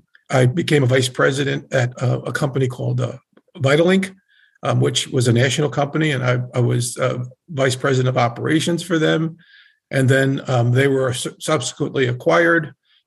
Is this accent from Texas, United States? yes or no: no; Albany, New York, United States; moved away as an adult; also born or lived in Bethesda, Maryland / Philadelphia, Pennsylvania; I'm a graduate of the Albany College of Pharmacy in Albany, New York, which is my hometown.